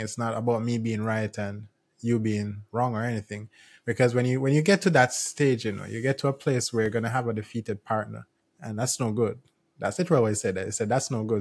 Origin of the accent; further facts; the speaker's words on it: Jamaica; I'm from Jamaica